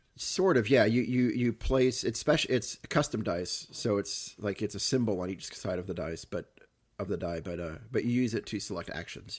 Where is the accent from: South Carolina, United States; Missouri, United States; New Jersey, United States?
Missouri, United States; Cape Girardeau; growing up in Cape Torino